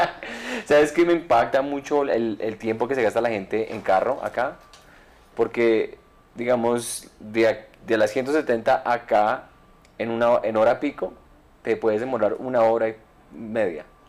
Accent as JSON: {"language": "Spanish", "country": "Colombia", "also_born_or_lived": "Miami", "moved": "yes", "said": "soy colombiano"}